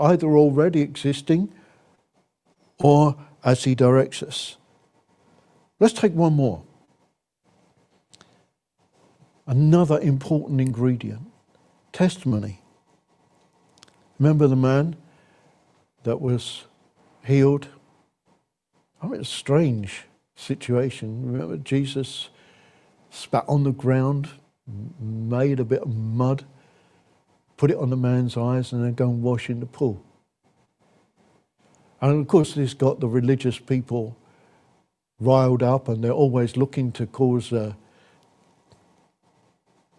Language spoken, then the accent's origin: English; England, United Kingdom; we're English, culturally, we take our pleasures seriously